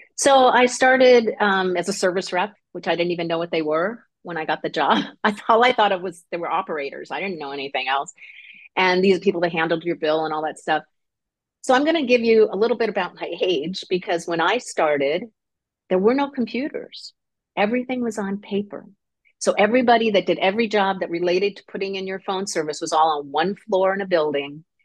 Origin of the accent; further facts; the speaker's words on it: Connecticut, United States; moved away as an adult; also born or lived in Seal Beach; now in Long Beach, United States; I grew up in Connecticut, so I'm an East Coast person.